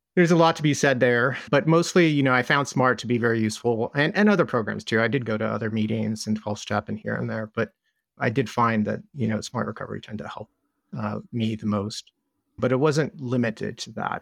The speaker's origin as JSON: {"language": "English", "region": "Southern California", "country": "United States", "tie": "born or raised there", "said": "I grew up in Southern California"}